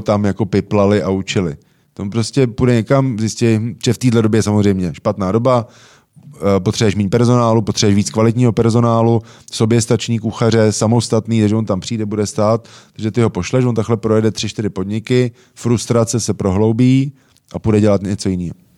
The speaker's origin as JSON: {"language": "Czech", "country": "Czechia", "said": "jsme že Češi"}